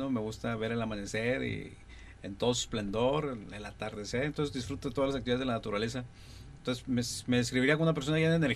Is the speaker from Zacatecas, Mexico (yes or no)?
no; Linares, Nuevo León, Mexico; soy de aquí de Linares, nací el 13 de febrero de 1976.